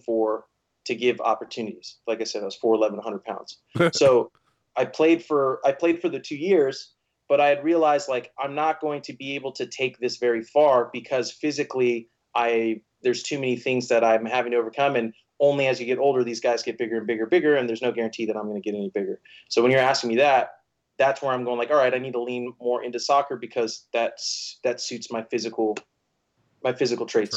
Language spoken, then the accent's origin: English; Bakersfield, California, United States; I was born and raised in Bakersfield, California.